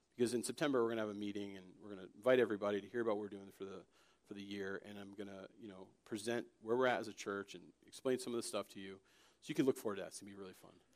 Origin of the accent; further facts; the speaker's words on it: Connecticut, United States; also born or lived in Florida; when I was five, we moved from Florida to Connecticut